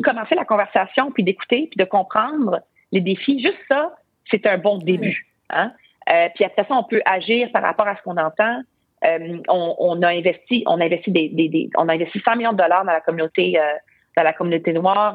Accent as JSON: {"language": "French", "region": "Quebec", "country": "Canada", "said": "chez nous, au Québec, au Canada"}